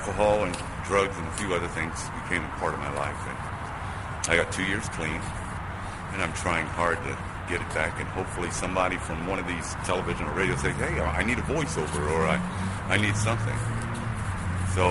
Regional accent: New York City, New York, United States; now in Columbus, United States; I was born and raised in Brooklyn, New York

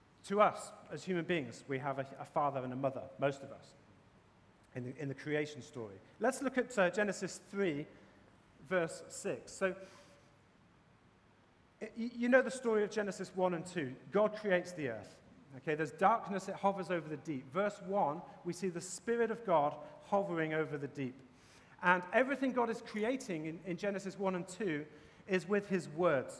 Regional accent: England, United Kingdom; now in Boston, United States; As you can probably tell from my accent, I'm from England

